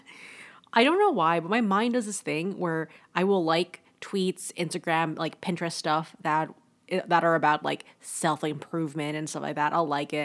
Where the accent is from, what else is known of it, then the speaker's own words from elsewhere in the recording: Toronto, Ontario, Canada; also born or lived in Kingston, Canada; I'm from Toronto